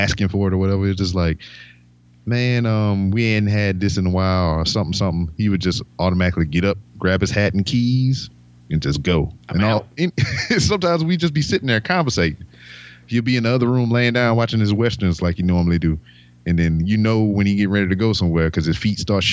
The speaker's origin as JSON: {"language": "English", "town": "Lake Charles", "region": "Louisiana", "country": "United States", "also_born_or_lived": "North Carolina", "moved": "as an adult"}